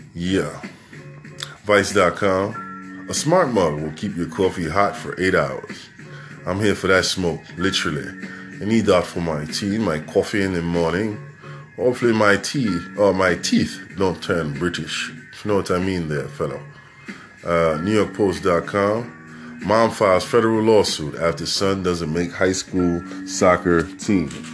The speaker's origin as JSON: {"language": "English", "town": "New York City", "region": "New York", "country": "United States", "said": "I'm from New York City"}